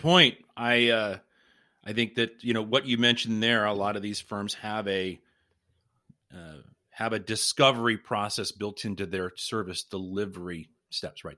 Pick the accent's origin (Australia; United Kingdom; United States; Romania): United States; Pittsburgh, Pennsylvania; I'm originally from the Pittsburgh area